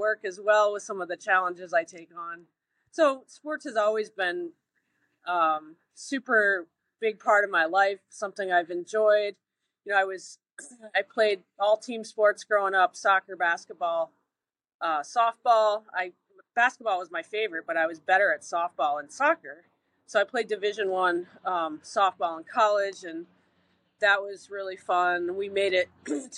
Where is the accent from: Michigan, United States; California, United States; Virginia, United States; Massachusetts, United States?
Massachusetts, United States; Williamstown; I grew up in Williamstown, Mass